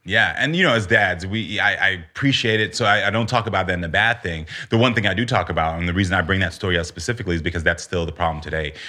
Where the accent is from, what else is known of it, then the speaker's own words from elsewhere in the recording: United States; also born or lived in Texas / Florida; growing up in Texas and Florida